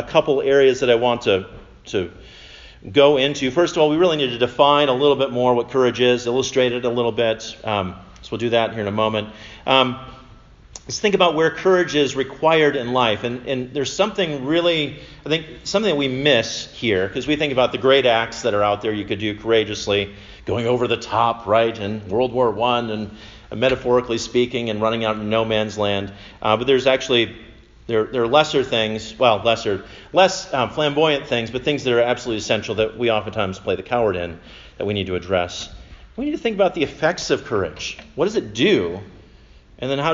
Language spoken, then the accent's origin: English; Minnesota, United States; I'm from Minnesota